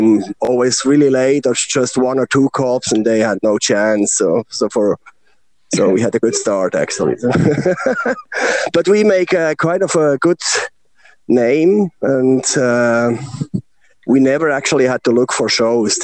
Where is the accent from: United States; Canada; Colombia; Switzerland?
Switzerland; Bern; I'm born from Bern, Switzerland. It's a very small town, so there is no rock and roll culture